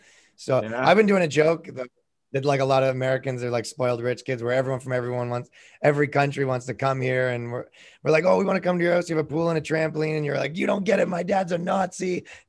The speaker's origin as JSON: {"language": "English", "country": "Canada", "said": "I'm from Canada."}